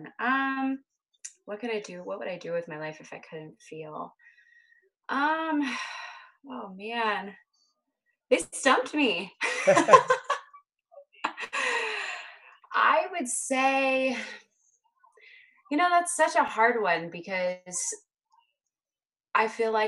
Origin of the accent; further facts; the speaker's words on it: Hershey, Pennsylvania, United States; now in Northern California, United States; I'm originally from Hershey, Pennsylvania, and now I reside in Northern California.